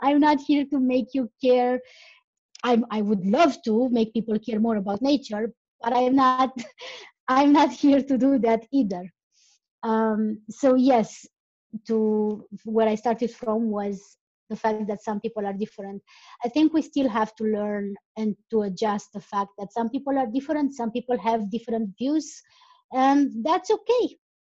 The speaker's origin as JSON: {"language": "English", "country": "Romania", "second_language": "English", "said": "I'm from Romania"}